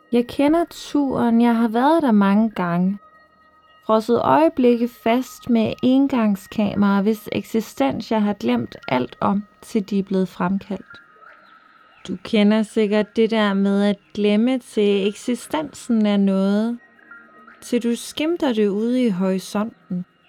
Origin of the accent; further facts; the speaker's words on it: Frederikshavn, North Denmark Region, Denmark; derude i Kattegat mellem Jødeborg og Frederikshavn, hvor jeg kommer fra